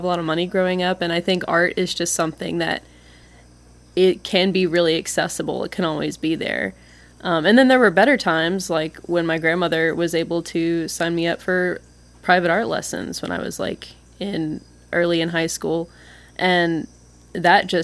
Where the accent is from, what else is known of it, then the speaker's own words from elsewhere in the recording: Meridian, Tupelo, Mississippi, United States; also born or lived in West Point, Mississippi / Columbus, Mississippi / Oxford, Mississippi; I consider myself from Meridian, but I spent the latter half of my childhood in Tupelo, and I was born in West Point, and I spent all my summers growing up in Columbus, and then I lived in Oxford, and now Water Valley